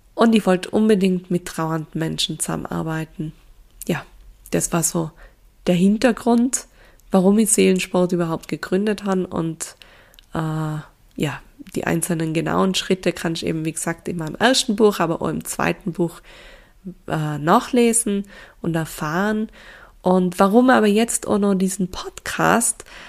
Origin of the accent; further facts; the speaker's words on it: Tyrol, Austria; accent: Tyrolean dialect; also born or lived in Innsbruck; Ich bin aufgewachsen in Tirol mit meinen drei jüngeren Schwestern